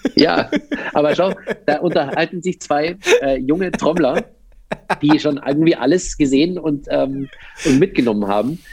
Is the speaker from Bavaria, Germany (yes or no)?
yes; Landsberg am Lech, Bavaria, Germany; now in Berlin, Germany; Also ich komme eigentlich aus den Bergen so ein bisschen. Ja. Ich habe äh, aus Landsberg am Lech hast du so eine gute Stunde bis zum Fuß der, äh, der Zugspitze.